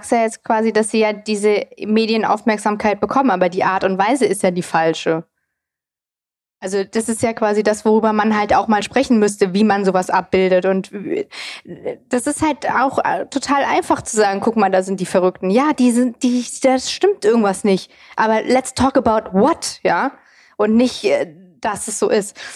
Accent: East Germany, Germany; born there; ich bin ja auch im Osten zum Beispiel geboren

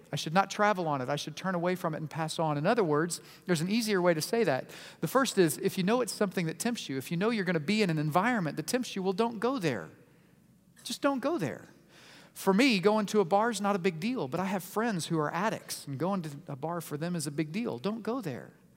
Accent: Oklahoma City, Oklahoma, United States; I was born in Oklahoma City, in the state of Oklahoma, in the nation of the United States

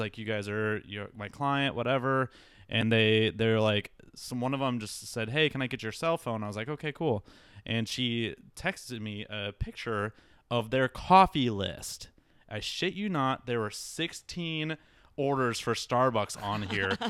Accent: Iowa, United States; moved away as an adult; also born or lived in Milwaukee; now in Phoenix, United States; I'm from Iowa originally, grew up there, um, spent my entire life there until I moved to Milwaukee

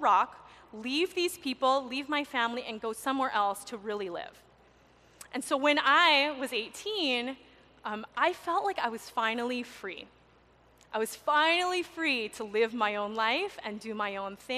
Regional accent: Maui, Hawaii, United States; I was born and raised on Maui

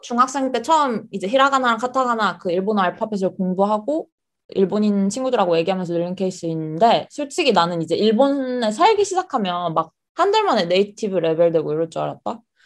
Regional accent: South Korea; moved away as an adult; also born or lived in United Kingdom / Australia; now in Tokyo, Japan; 한국에서 나고 자란 완전 한국 토박이고

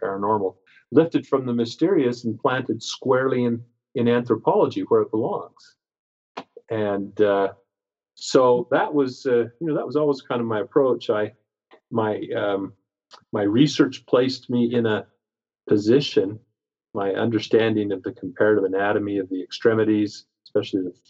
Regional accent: Pacific Northwest, United States; I grew up in the Pacific Northwest

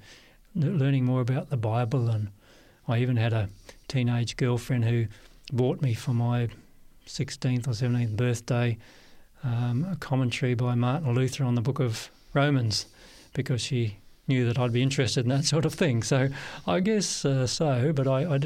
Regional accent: Perth, Western Australia, Australia; moved away as an adult; I was born, Barry, in Perth, Western Australia, and grew up there all my life until after high school

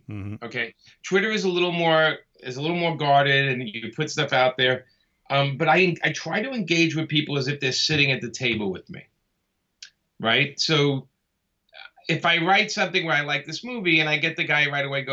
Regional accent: New York City, New York, United States; I grew up in Brooklyn.

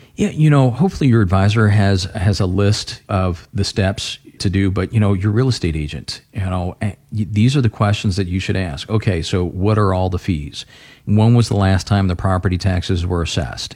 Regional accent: Florida, United States; now in Ohio, United States; I grew up in Florida

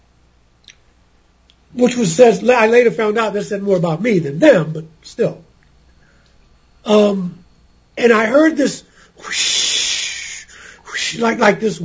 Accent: Baltimore, Maryland, United States; growing up in Baltimore

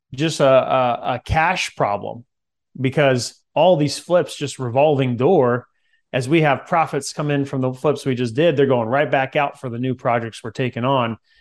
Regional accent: Central California, United States; I grew up in Central California

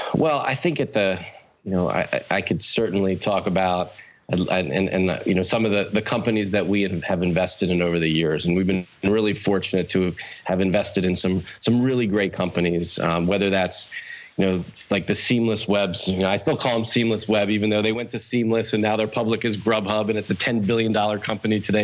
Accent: Wilmington, Delaware, United States; I was born in Wilmington, Delaware, uh, the first state

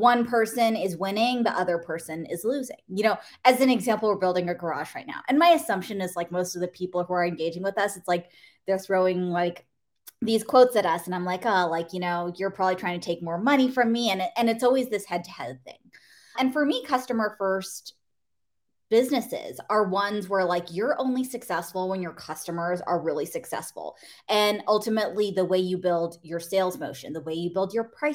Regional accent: the Bay Area, California, United States; I grew up in the Bay Area.

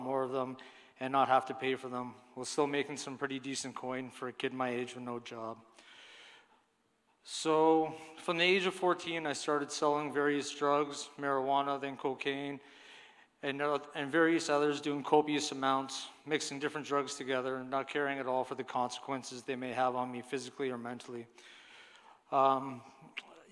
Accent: Cambridge, Ontario, Canada; also born or lived in Brampton, Ontario; When I was about 3, my family decided to move to Cambridge, where my parents bought a nice house in a nice neighborhood, where I grew up

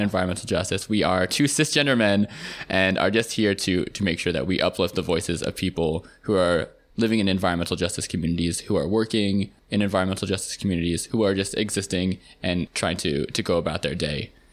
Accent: Seattle, Washington, United States; moved away as an adult; also born or lived in Virginia / Harlem, New York City; now in New York City, United States; I grew up in Seattle

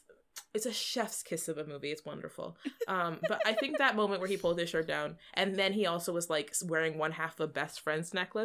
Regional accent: Texas, United States; Listen, I'm from Texas.

